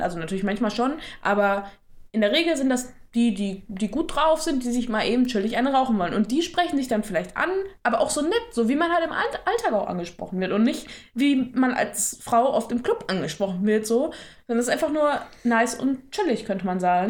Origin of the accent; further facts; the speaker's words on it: near Dortmund, North Rhine-Westphalia, Germany; ich komme aus der Nähe von Dortmund